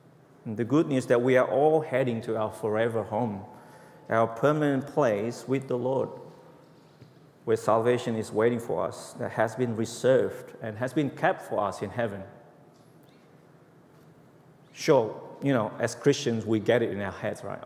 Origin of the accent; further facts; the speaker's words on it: Indonesia; English is a second language; moved away as an adult; now in Australia; About 20 years ago, I was from Indonesia. When I came to Australia